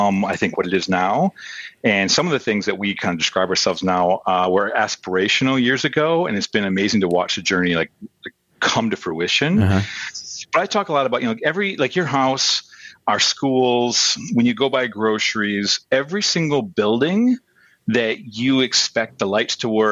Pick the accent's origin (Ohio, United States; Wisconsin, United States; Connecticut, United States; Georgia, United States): Wisconsin, United States; the Falls area, Northern; moved away as an adult; also born or lived in Madison, Wisconsin / Minneapolis, Minnesota; I grew up in the Falls area, went to school at Madison, moved up to Minneapolis.